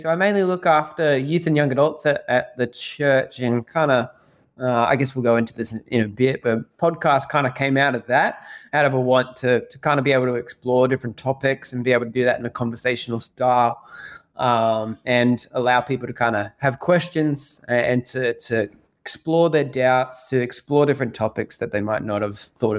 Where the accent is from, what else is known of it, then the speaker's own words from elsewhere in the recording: Australia; I grew up in Australia, as you might tell by my accent.